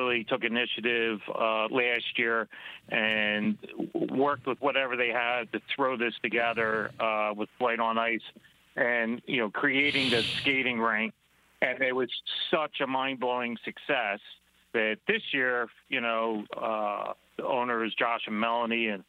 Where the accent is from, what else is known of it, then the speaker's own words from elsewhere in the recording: Philadelphia, Pennsylvania, United States; moved away as an adult; also born or lived in Singapore; I'm originally from the Philadelphia area